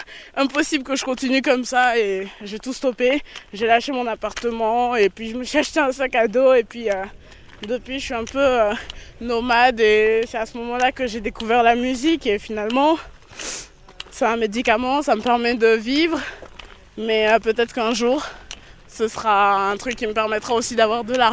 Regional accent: France; Et tu viens de quel pays d'Afrique Et je lui dis ben Je viens de France.

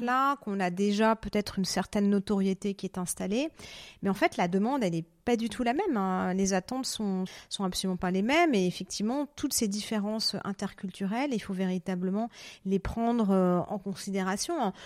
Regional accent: Paris, Île-de-France, France; moved away as an adult; now in Zurich, Switzerland; je suis parisienne

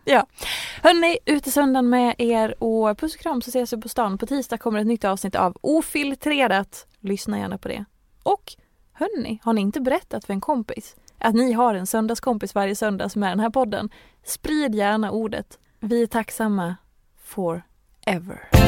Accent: Dalarna County, Sweden; moved away; när vi skulle gifta oss och ha bröllopet hemma i Dalarna

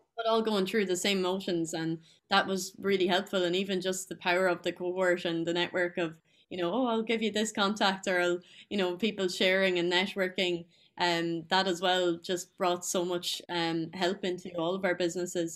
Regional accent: Tullamore, County Offaly, Ireland; I'm from Tullamore in Offaly

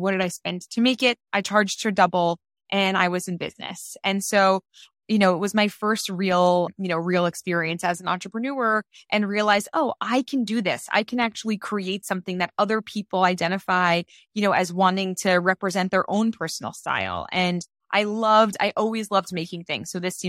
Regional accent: New York, United States; I grew up in Queens in New York, and one of the first brand affinities that you kind of acquire when you're from Queens is a sneaker brand.

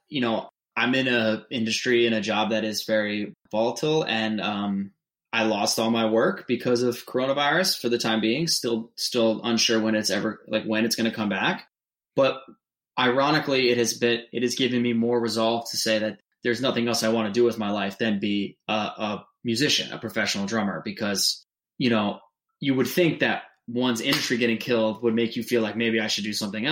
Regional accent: New Hampshire, United States; moved away as an adult; I'm from New Hampshire

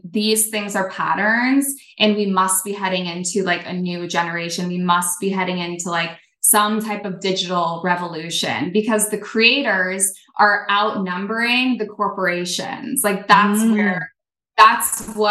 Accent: Burlington, Vermont, United States; I grew up in Vermont

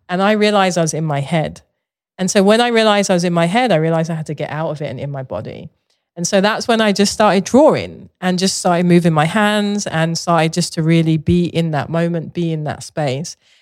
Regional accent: London, United Kingdom; moved away; I grew up in Southeast London

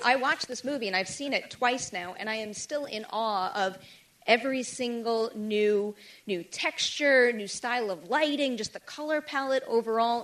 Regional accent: New York City, New York, United States; I am a New Yorker

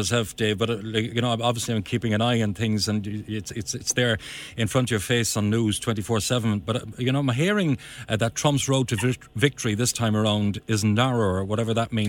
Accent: Cork, Munster, Ireland; growing up in the Ballyvihan Talker area

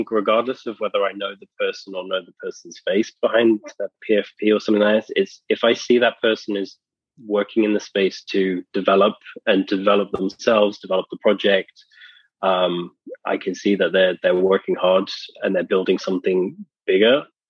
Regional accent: England, United Kingdom; we know that … I'm from England.

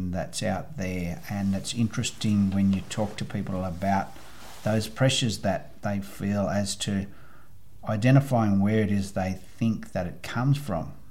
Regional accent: Australia; I come from Australia.

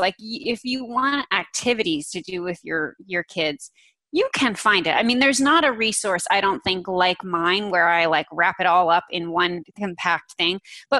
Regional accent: North Carolina, United States; also born or lived in New Jersey; I live in North Carolina. I'm pretty much from North Carolina.

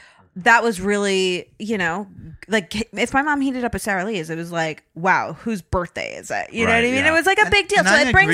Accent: Zimbabwe; In Egypt, they gave me ice. I grew up in Rhodesia.

